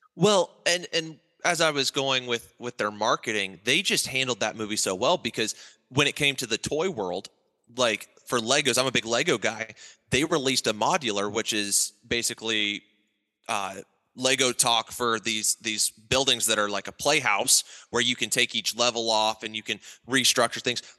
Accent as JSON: {"language": "English", "region": "Ohio", "country": "United States", "tie": "born or raised there", "said": "I grew up in Ohio"}